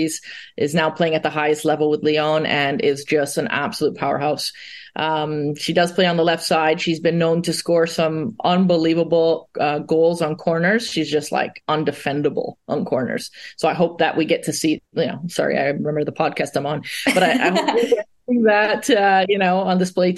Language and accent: English; Canada